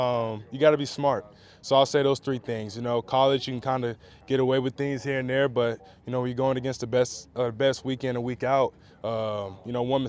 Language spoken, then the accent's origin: English; Las Vegas, Nevada, United States; No, we're both from Vegas. We're literally like 10, 15 minutes away from each other.